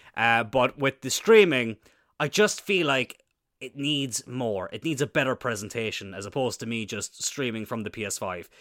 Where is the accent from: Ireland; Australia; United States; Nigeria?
Ireland; Cloyne, Munster; Isn't it obvious from my accent that I'm from Cloyne?